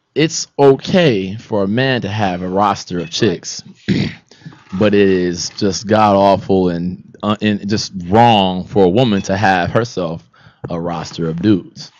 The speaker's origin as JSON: {"language": "English", "town": "Los Angeles", "region": "California", "country": "United States", "said": "I'm from Los Angeles"}